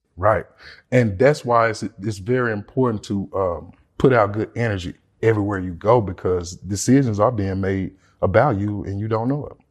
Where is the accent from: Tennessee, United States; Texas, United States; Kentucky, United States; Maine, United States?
Tennessee, United States; Memphis; I'm from Memphis, Tennessee